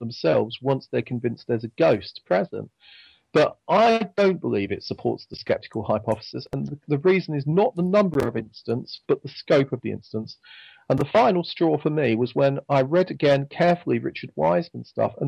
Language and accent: English; England, United Kingdom; accent: English; my strange English accent